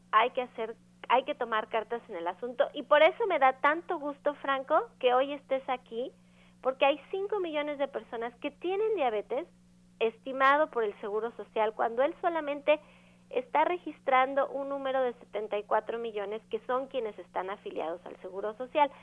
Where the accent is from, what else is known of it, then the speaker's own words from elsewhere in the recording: Mexico; como mexicanos tendemos genéticamente a la predisposición a la diabetes